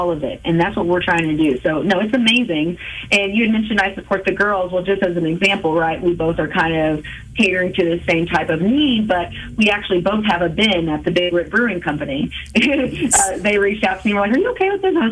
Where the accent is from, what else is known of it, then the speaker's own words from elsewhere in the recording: Oak Grove, Missouri, United States; also born or lived in Whiteman Air Force Base, Missouri; now in Kansas City, United States; Hoy Supply in my hometown of Oak Grove, which I love because, you know, I just think back to myself as a kid in Oak Grove